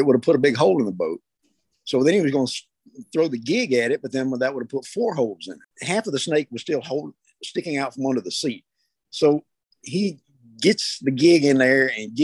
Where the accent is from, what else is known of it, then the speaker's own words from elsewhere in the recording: Brookhaven, Mississippi, United States; I'm from Brookhaven, Mississippi.